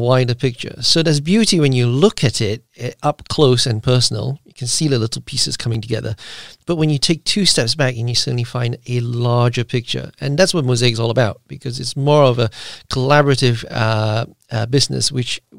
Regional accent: Malaysia; now in United Kingdom; I am actually originally from Malaysia

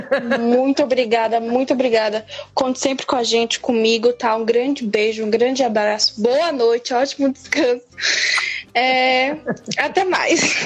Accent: Vitória de Santo Antão, Pernambuco, Brazil; moved away as an adult; now in São Paulo, Brazil; Eu, eu atualmente faz pouco mais de dois anos que eu tô morando em São Paulo, mas eu sou do interior de Pernambuco, da cidade de Vitória de Santo Antão

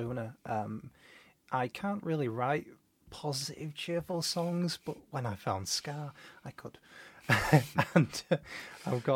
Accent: Leeds, Yorkshire and the Humber, United Kingdom; I'm unashamedly from Seacroft

